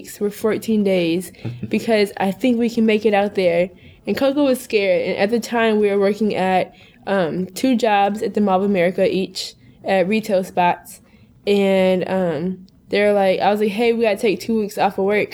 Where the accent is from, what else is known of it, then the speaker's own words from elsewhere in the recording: suburbs of Minneapolis, Minnesota, United States; now in New York, United States; We're originally from Minnesota, the suburbs of Minneapolis